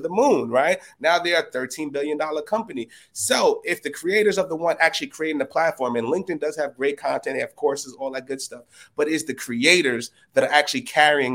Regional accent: New York City, New York, United States; I'm a dude from the Bronx in a two-bedroom apartment

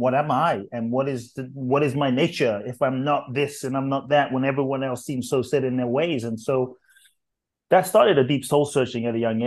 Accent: London, United Kingdom; moved away as an adult; also born or lived in Ghana; now in United States; I grew up in London, grew up in the UK, and lived in the US for 20 some years now

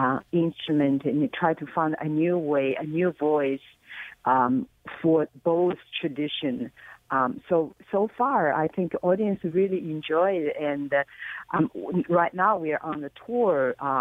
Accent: China; moved away as an adult; now in North America; I was born in China and I grew up in China and studied music in China. And then I, 20-something years ago, I moved to North America

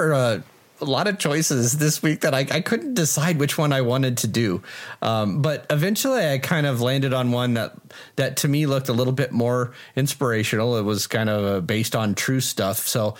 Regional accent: Colorado, United States; I'm from Colorado, so, you know, we like to say our A's, you know.

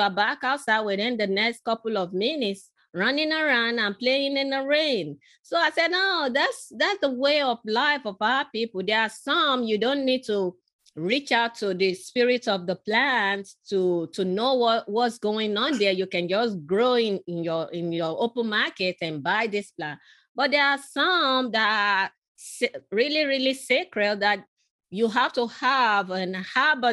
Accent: Nigeria; moved away; I was born in Nigeria, in western part of Africa

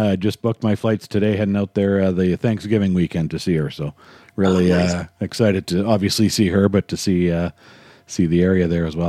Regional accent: Winnipeg, Manitoba, Canada; I just don't feel like I grew up on the prairies. I'm from Winnipeg and grew up surrounded by farmland.

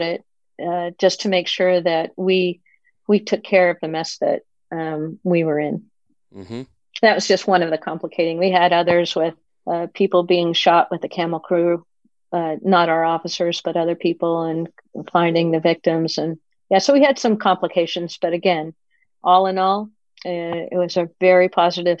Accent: Pennsylvania, United States; moved away as an adult; also born or lived in Colorado; now in California, United States; I grew up in Pennsylvania

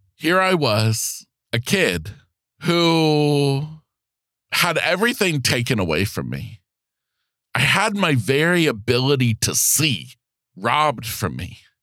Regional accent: Florida, United States; being back in Florida, my home state

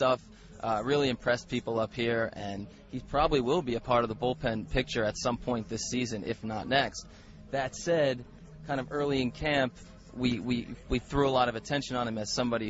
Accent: East Coast, United States; moved away as an adult; also born or lived in Missouri; I'm from the East Coast

